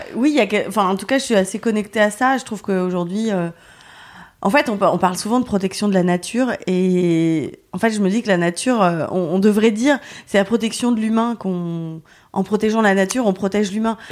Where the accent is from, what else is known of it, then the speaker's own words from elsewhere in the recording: Lyon, Auvergne-Rhône-Alpes, France; moved away as an adult; now in Paris, France; je suis partie de Lyon pour vivre à Paris